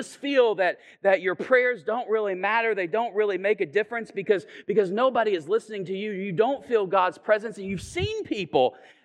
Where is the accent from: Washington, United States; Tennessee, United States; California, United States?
Tennessee, United States; Chattanooga; I'm from Chattanooga